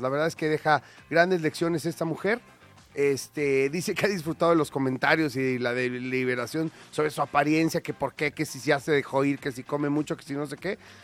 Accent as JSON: {"language": "Spanish", "country": "Mexico", "said": "acá en México"}